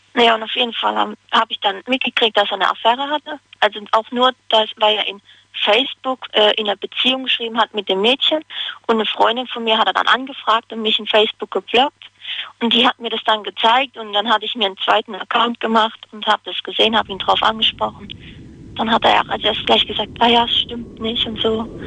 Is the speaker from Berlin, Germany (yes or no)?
no; Hagenbach, Rhineland-Palatinate, Germany; Aus Hagenbach. Das liegt in Karlsruhe, in der Nähe.